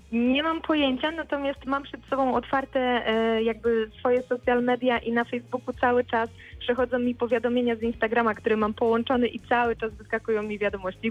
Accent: Bolesławiec, Lower Silesian Voivodeship, Poland; moved away as an adult; also born or lived in Wrocław; Przeprowadziłam się wtedy z rodzinnego miasta, z Bolesławca do Wrocławia

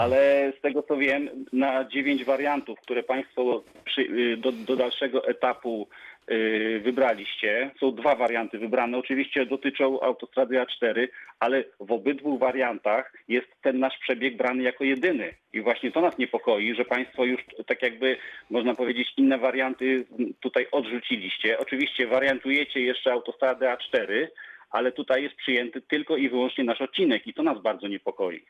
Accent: Marcinowice, Lower Silesian Voivodeship, Poland

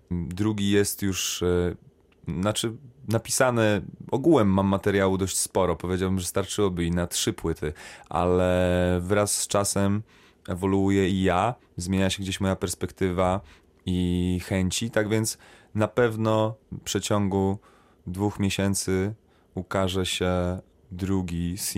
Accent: Poland; moved away; also born or lived in Sweden; będąc w Szwecji przez 9 lat, ja zawsze sobie powtarzałem, że ja nie jestem Szwedem, ja jestem Polakiem.

